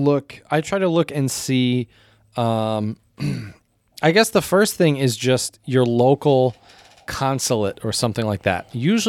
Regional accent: Michigan, United States; "Oh, where are you from?" You know, I told him Michigan

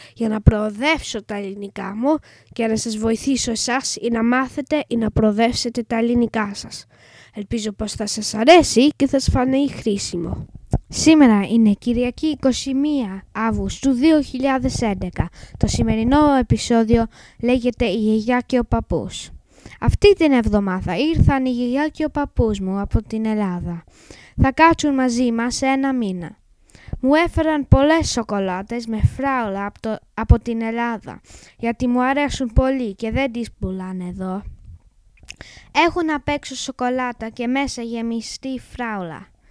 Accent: England, United Kingdom; Greek is a second language; είμαι Άγγλος. Η μαμά μου όμως είναι Ελληνίδα

